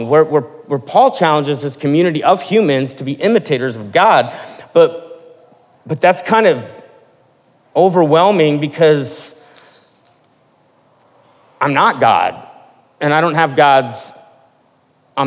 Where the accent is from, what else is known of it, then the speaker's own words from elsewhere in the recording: Midwest, United States; I'm from the Midwest, and at least in the part of the Midwest that I was from